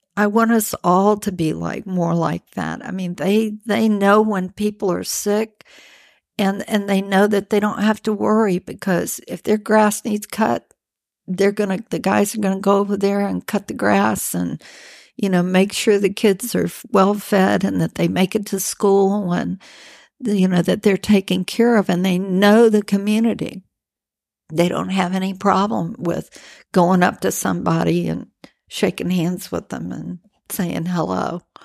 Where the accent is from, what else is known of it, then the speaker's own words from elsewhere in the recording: Birmingham, Alabama, United States; moved away; I'm from from Birmingham, Alabama